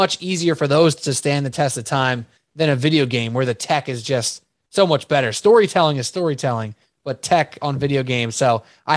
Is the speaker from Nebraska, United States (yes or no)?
no; New York City, New York, United States; now in New Jersey, United States; I'm from Staten Island.